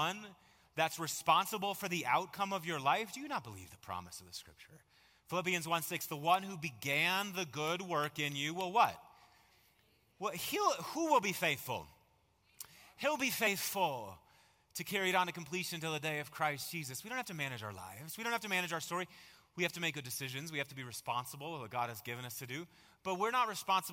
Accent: Marshfield, Wisconsin, United States; I remember growing up in Little Marshfield, Wisconsin

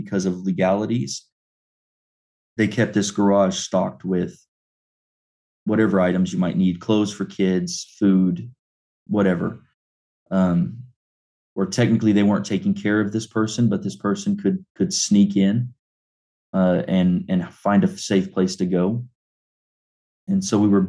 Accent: Clinton, United States; I was born and raised here in Clinton at the Cumberland Presbyterian Church

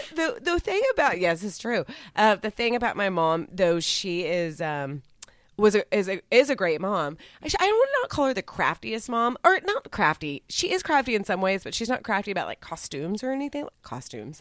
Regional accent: Texas, United States; I'm from Texas

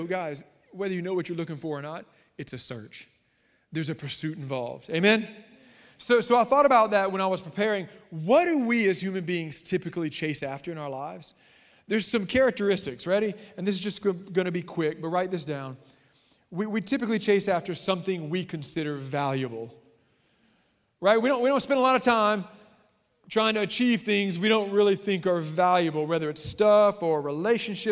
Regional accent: South Louisiana, United States; And we are from South Louisiana.

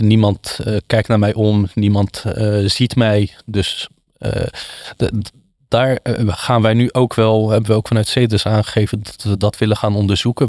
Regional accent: Wateringen, South Holland, Netherlands; Ik kom uit het Westland, eh, bestaat uit elf dorpen, eh, Wateringen

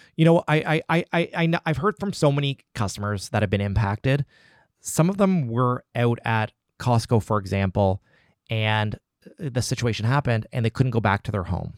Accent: Nova Scotia, Canada; also born or lived in Halifax; living in Halifax and being Nova Scotian and being Canadian

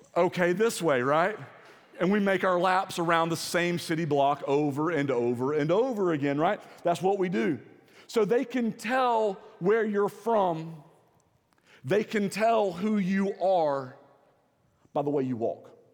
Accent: the South, United States; accent: Southern; I don't think that I have a really strong Southern accent

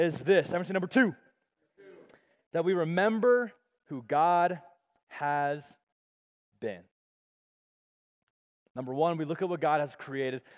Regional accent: Colorado Springs, Colorado, United States; moved away as an adult; also born or lived in Tulsa, Oklahoma; I grew up in Colorado Springs my whole life.

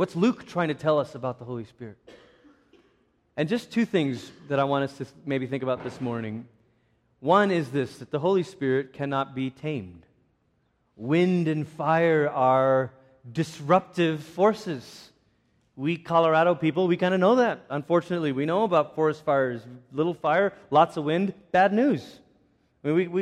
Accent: Malaysia; I grew up in Malaysia

